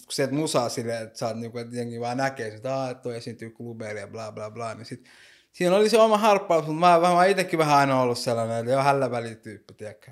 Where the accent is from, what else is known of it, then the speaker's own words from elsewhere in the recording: Helsinki, Uusimaa, Finland; mä oon syntynyt Suomessa ja kasvanut täällä